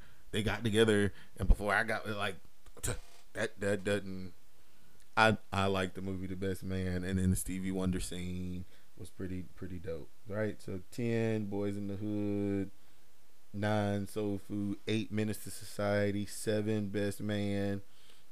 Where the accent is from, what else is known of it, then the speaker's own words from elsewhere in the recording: North Carolina, United States; I'm from North Carolina.